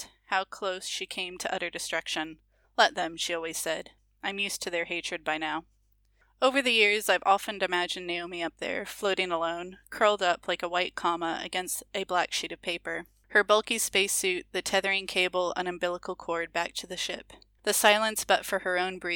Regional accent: California, United States; moved away as an adult; also born or lived in Scotland; now in Edinburgh, United Kingdom; I'm originally Californian from basically the same place where B is, but I've been in Scotland since 2009, and I'm currently in Edinburgh

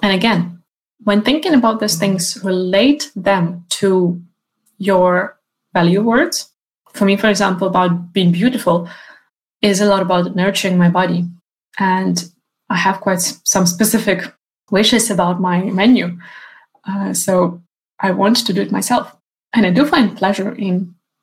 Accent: Ukraine; now in Sweden; my home country, Ukraine

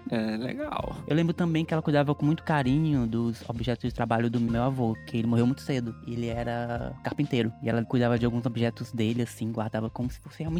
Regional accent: Parnaíba, Piauí, Brazil; moved away; eu vim, lá em Parnaíba.

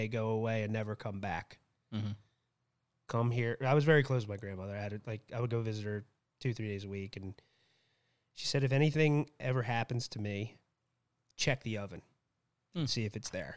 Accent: Allentown, New Jersey, United States; I grew up in Allentown. I went to school with kids in Millstone

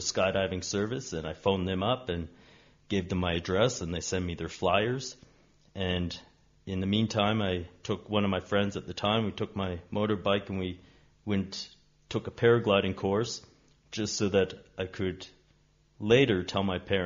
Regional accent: Canada; moved away; I'm Canadian by birth and a nomad on this earth

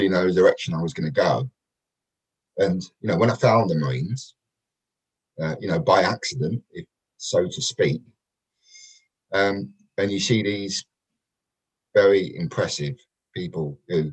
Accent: London, United Kingdom; moved away; also born or lived in Kent; I was brought up in Peckham, a place called Nunhead, which is right near Peckham, and then sort of moved out to Kent a little bit later

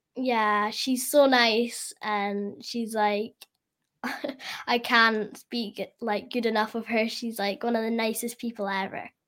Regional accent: Scotland, United Kingdom; I'm from Scotland

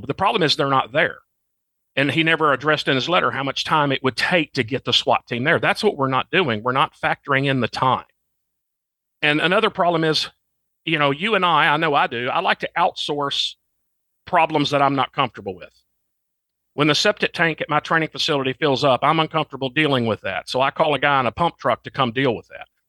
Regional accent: Arkansas, United States; moved away as an adult; I'm from Arkansas, and that's now where I, I'm back home living again.

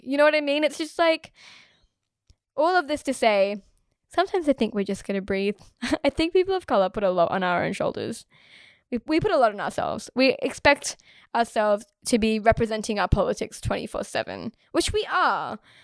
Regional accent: Australia; I was born here and I was raised here in Australia.

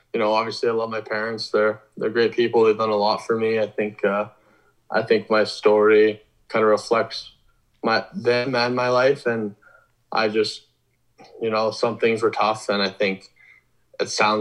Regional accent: Vernon, British Columbia, Canada; I'm from Vernon, BC, so obviously that's pretty far away.

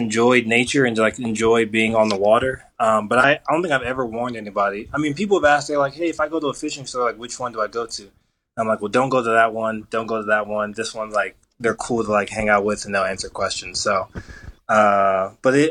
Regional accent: Colorado, United States; I was born and raised in Colorado.

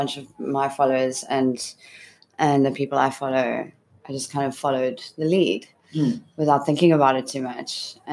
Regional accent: South Africa; I'm South African. I come from a very young democracy

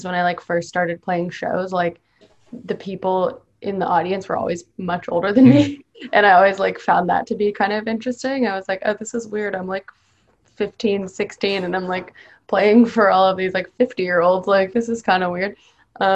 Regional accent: Canada; also born or lived in Boston; now in United States; I'm from Canada

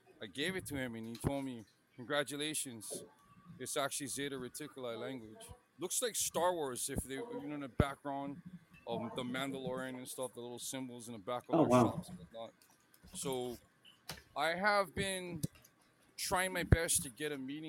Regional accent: Hawaii, United States; I grew up in Hawaii, like my whole life

